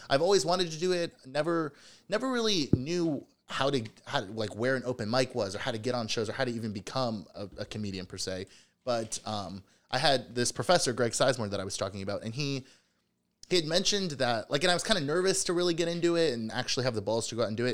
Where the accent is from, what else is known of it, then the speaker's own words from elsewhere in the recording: Cincinnati, Ohio, United States; also born or lived in Chicago; I'm from Cincinnati.